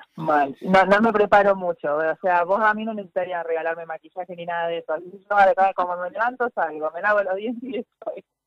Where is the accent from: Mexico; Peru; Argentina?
Argentina; Tortugas, Santa Fe; yo soy de Tortugas, de Santa Fe